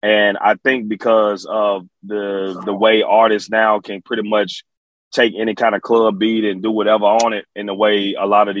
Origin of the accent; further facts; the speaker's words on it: Memphis, Tennessee, United States; also born or lived in Alexandria, Virginia; I'm from Memphis, Tennessee. I'm from Memphis. I was raised in Memphis. I was born in Alexandria, Virginia, and I grew up in Memphis